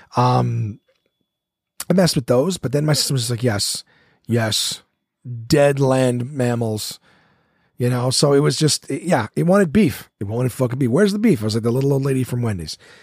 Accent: Ottawa, Ontario, Canada; here in Ottawa, my hometown

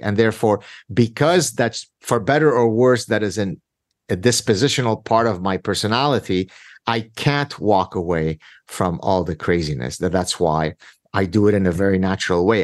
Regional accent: Lebanon; now in Canada; My very difficult childhood growing up in Lebanon in the Civil War

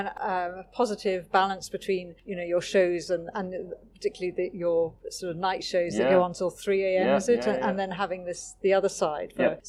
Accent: Scotland, United Kingdom; I am from Scotland

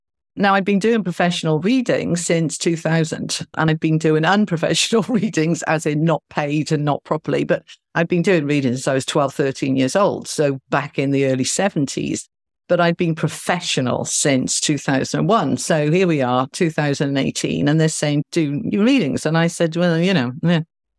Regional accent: California, United States; now in Mumbai, India; And I'm in Mumbai in India. And I'm a Californian lady. So I Skyped my family back home.

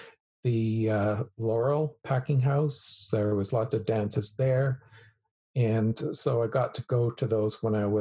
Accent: Alberta, Canada; moved away as an adult; also born or lived in Calgary / Vancouver / Kelowna; me growing up in Alberta

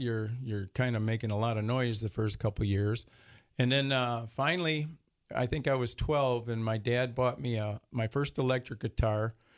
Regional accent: Detroit, Michigan, United States; born or raised there

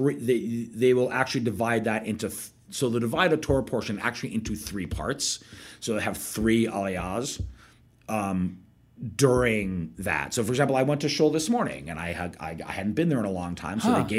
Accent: Connecticut, United States; moved away as an adult; also born or lived in Boston / Wisconsin / Finland; now in Mexico City, Mexico; And I grew up in Connecticut.

